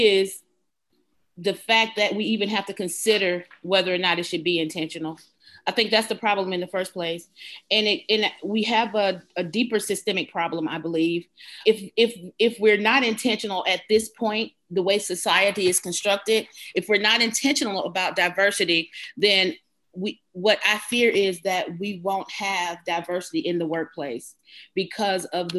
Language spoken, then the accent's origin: English; Georgia, United States; I'm a Georgia peach. I was born and raised in Georgia